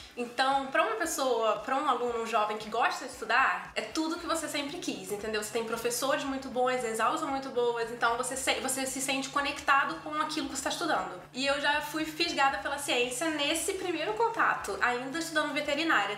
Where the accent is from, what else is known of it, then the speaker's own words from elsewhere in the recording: Rio de Janeiro, Brazil; moved away as an adult; now in Toronto, Canada; eu sou carioca, é, nascida e criada em Madureira, no, no subúrbio do Rio